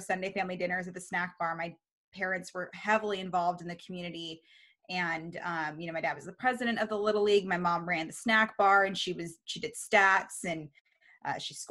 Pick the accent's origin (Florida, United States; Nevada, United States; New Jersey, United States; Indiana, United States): Nevada, United States; Reno; moved away as an adult; also born or lived in Baltimore, Maryland / Monterey, California; now in Bay Area, United States; We lived there from the time I was nine. And then we moved to Reno. So Reno's my hometown.